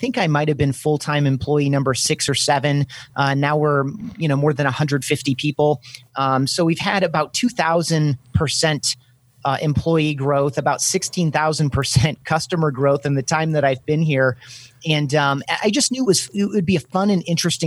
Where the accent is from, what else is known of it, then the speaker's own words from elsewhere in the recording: Grand Rapids, Michigan, United States; my hometown of Grand Rapids, Michigan